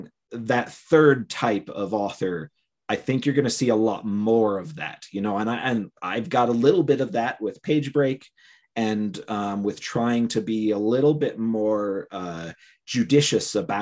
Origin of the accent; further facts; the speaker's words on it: Cleveland, Ohio, United States; moved away as an adult; now in Utah, United States; I was born in Cleveland.